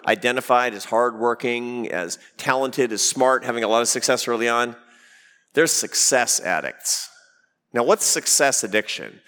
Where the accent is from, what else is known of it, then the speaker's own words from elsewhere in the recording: Seattle, Washington, United States; moved away; I grew up in the Pacific Northwest. I grew up in Seattle, Washington.